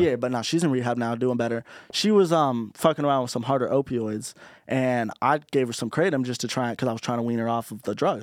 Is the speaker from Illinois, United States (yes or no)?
no; Orange County, California, United States; being from Orange County